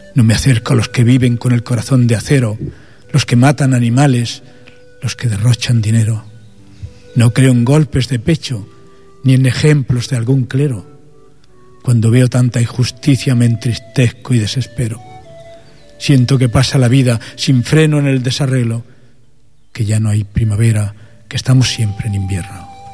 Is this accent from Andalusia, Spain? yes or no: yes; Jerez del Marquesado, Andalusia, Spain; moved away as an adult; also born or lived in Santa Fe, Granada; now in Barcelona, Spain; yo soy de Granada, tengo esa suerte, aunque soy también catalán